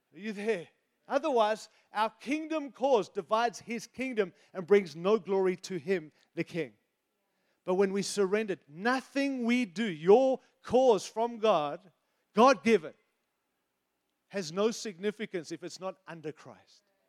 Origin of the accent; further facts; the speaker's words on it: United States; I'm an American